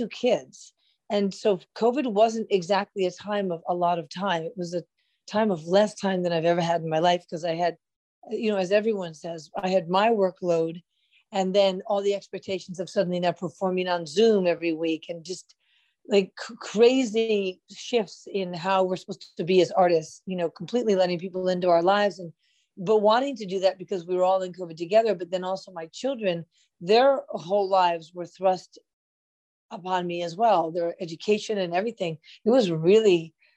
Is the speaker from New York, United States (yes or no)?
yes; New York City, New York, United States; I lived in Manhattan, New York City, and there was always a lot of music around